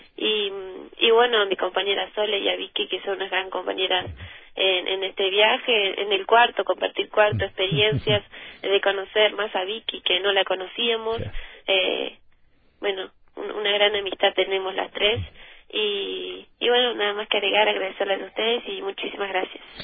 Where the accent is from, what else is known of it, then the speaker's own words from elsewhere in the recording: Tambores, Tacuarembó, Uruguay; en Villa Tambores, que es de donde somos, de Tacuarembó, Uruguay